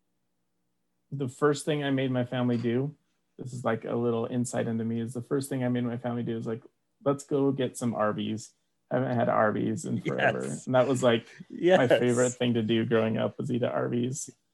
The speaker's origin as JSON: {"language": "English", "town": "Orem", "region": "Utah", "country": "United States", "tie": "born or raised there", "also_born_or_lived": "Provo, Utah", "said": "Orem native, born and raised"}